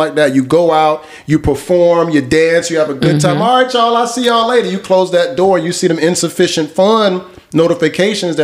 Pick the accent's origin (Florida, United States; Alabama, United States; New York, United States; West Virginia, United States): Florida, United States; Miami; I'm from Miami, the city of capping